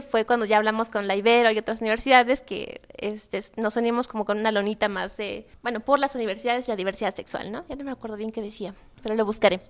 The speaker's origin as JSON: {"language": "Spanish", "region": "Tlaxcala", "country": "Mexico", "moved": "as an adult", "lives_now": "Puebla, Mexico", "said": "yo soy de Tlaxcala y yo llego a Puebla en el 2008, creo justamente para estudiar la universidad"}